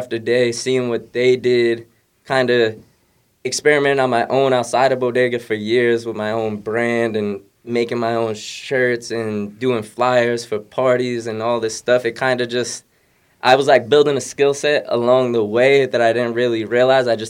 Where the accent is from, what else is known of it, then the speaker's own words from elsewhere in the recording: Providence, Rhode Island, United States; moved away as an adult; also born or lived in East Providence / Pawtucket; now in Boston, United States; I'm from Rhode Island, Providence, East Providence, Pawtucket. The whole area, I've lived everywhere over there. I've been in Boston since college.